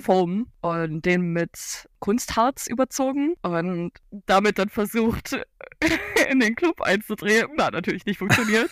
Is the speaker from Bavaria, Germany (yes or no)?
no; Cologne, North Rhine-Westphalia, Germany; ich komme aus Köln